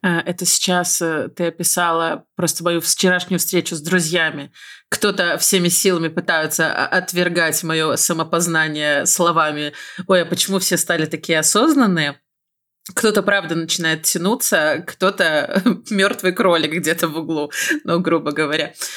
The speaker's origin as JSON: {"language": "Russian", "country": "Belarus", "said": "я из Беларуси"}